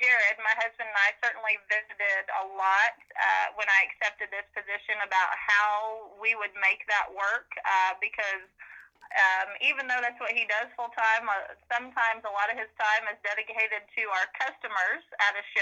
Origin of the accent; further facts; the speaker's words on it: Oklahoma, United States; I was Oklahoma's Lassie Queen